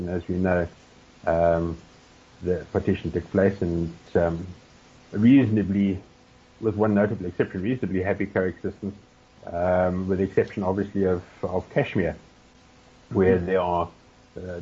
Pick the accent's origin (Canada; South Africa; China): South Africa; our being South African